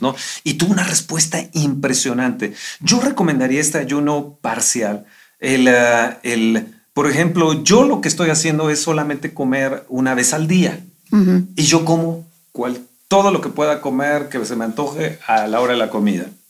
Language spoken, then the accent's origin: Spanish; Mexico